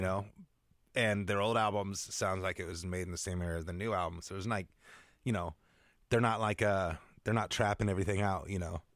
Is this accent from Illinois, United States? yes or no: no; Seattle, Washington, United States; moved away as an adult; I grew up in the Seattle area